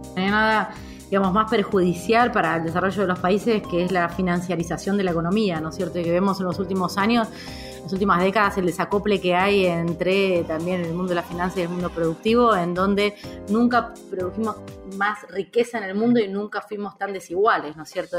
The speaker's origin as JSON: {"language": "Spanish", "town": "Mar del Plata", "region": "Buenos Aires Province", "country": "Argentina", "tie": "born or raised there", "also_born_or_lived": "Madrid, Spain / Boston, United States / Cambridge, United States", "moved": "as an adult", "lives_now": "Buenos Aires, Argentina", "said": "cuando era chica vivía en Mar del Plata en ese momento, no tenía 12 años, 13 años"}